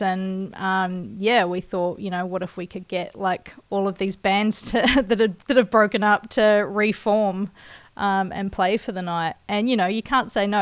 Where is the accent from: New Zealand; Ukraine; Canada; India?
New Zealand; Kaikoura, Canterbury; my hometown, Kaikoura